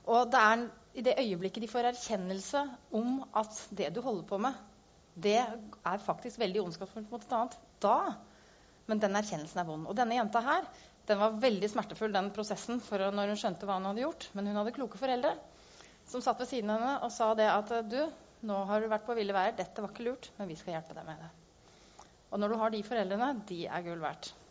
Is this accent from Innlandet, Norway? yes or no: yes; Gjøvik, Innlandet, Norway; Eh, og jeg kom fra Gjøvik, så det syns jeg passer godt.